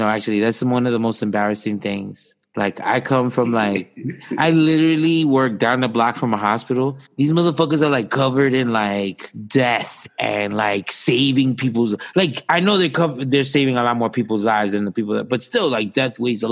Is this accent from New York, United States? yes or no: yes; New York, United States; we're from New York